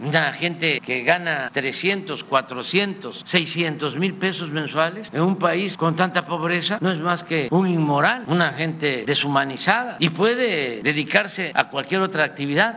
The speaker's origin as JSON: {"language": "Spanish", "region": "Tabasco", "country": "Mexico", "said": "aquí en mi tierra"}